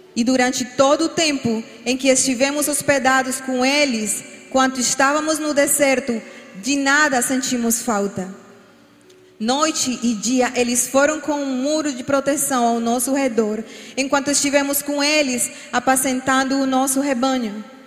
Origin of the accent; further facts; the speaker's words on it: Colombia; Portuguese is a second language; moved away as an adult; now in Brazil; sou colombiana, por isso às vezes vão escutar alguma palavra mal falada